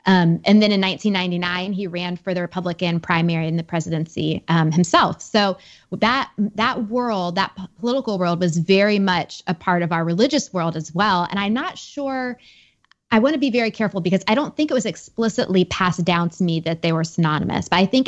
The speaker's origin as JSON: {"language": "English", "country": "United States", "tie": "born or raised there", "said": "I was raised just outside Washington, D.C. in a very political family."}